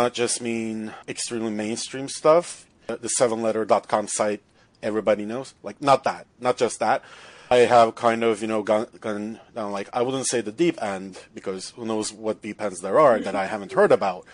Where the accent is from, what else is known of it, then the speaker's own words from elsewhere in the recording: Turkey; moved away as an adult; now in Toronto, Canada; I'm from Turkey. I'm an international student